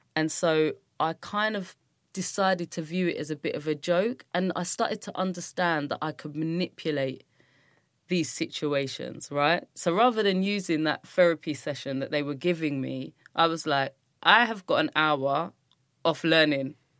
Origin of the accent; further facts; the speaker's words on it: London, United Kingdom; I grew up in Brixton and grew up in Streatham, South London